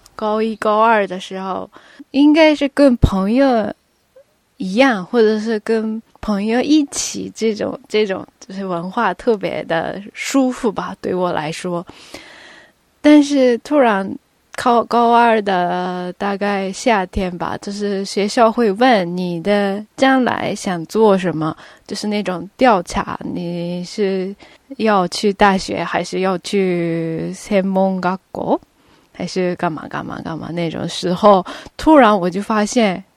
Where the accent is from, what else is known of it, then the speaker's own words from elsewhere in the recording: Tokyo, Japan; first language Japanese; Chinese is a second language; moved away as an adult; now in Beijing, China; 从小就是出生到高中毕业，一直都在日本东京长大